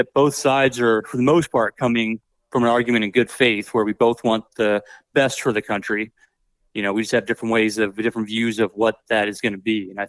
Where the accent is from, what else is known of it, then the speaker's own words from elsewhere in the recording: Redding, California, United States; moved away as an adult; I'm from Redding, California. Okay, that's where I grew up, and I moved back home after the Army.